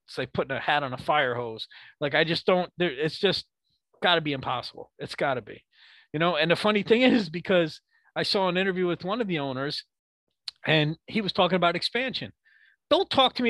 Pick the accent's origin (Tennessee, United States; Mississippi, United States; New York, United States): New York, United States; I am a New Yorker